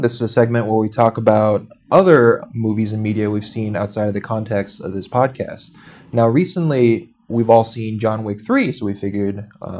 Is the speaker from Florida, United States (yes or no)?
no; New York City, New York, United States; Yeah, it doesn't matter, but it's funny as a New Yorker